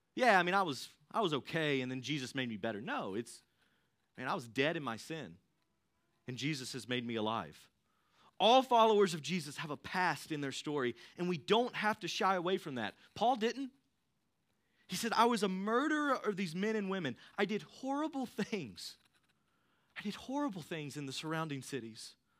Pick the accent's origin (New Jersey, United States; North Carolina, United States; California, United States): North Carolina, United States; Thomasville; I grew up in the Thomasville area. I went to Ledford.